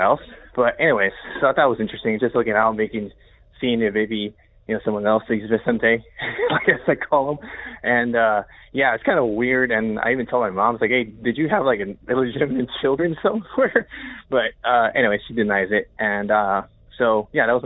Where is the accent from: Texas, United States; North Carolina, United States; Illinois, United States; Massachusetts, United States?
Illinois, United States; Chicago; moved away as an adult; also born or lived in Rockford, Illinois / New York City; I grew up in Chicago, and I lived there